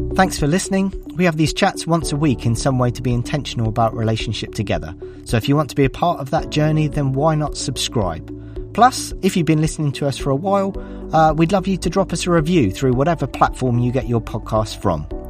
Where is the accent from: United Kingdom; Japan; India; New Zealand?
United Kingdom; Devon, South West England; moved away as an adult; now in London, United Kingdom; I grew up in Devon in the Southwest